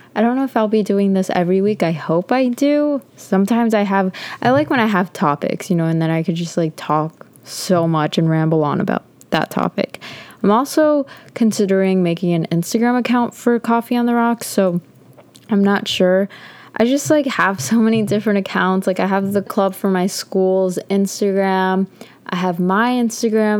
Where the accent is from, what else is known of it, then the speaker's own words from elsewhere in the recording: Connecticut, United States; moved away as an adult; I'm from Connecticut